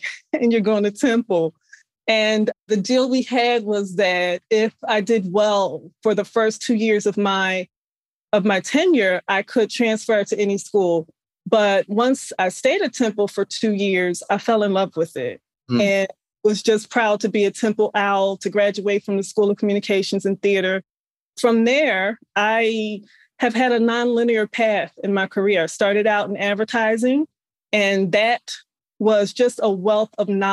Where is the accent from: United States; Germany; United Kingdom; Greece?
United States; Philadelphia, Pennsylvania; moved away as an adult; also born or lived in Delaware / Phoenix, Arizona; in West Philadelphia, born and raised. I was born in West Philadelphia.